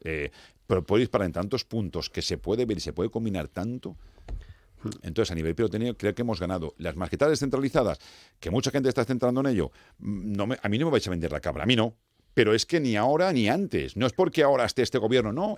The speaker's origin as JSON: {"language": "Spanish", "region": "Valencian Community", "country": "Spain", "said": "los valencianos"}